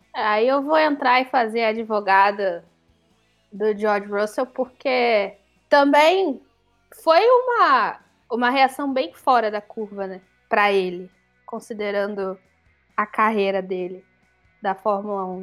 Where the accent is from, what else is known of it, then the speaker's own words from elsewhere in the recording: Niterói, Rio de Janeiro, Brazil; moved away; água de Niterói, que é a que é a companhia de água lá da minha cidade natal